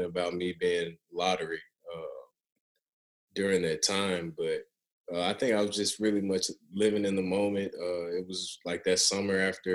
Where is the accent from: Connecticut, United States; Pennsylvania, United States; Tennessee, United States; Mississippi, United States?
Tennessee, United States; Memphis; where I'm from Memphis